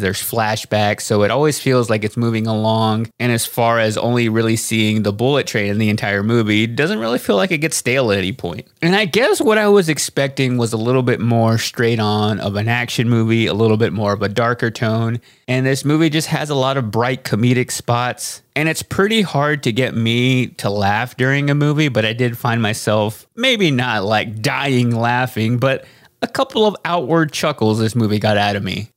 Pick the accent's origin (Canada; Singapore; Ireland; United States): United States; My parents were both born and raised in Mexico, They moved to the United States and had to learn English primarily by watching T V